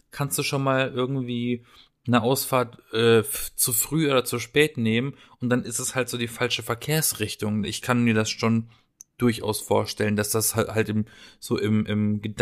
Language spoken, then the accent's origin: German; Baden-Baden, Baden-Württemberg, Germany; in Baden-Baden, äh, haben wir so eine schöne Parkanlage, eine Allee.